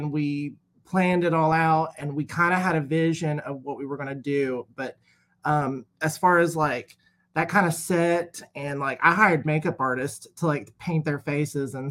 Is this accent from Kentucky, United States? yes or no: yes; Ashland, Kentucky, United States; also born or lived in Morehead, Kentucky; I'm from Ashland, Kentucky. That's where my studio is.